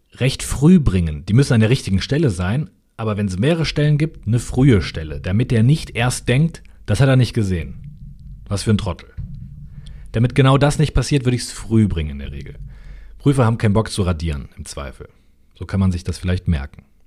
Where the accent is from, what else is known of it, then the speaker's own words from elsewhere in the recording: North Rhine-Westphalia, Germany; Ich komme aus NRW.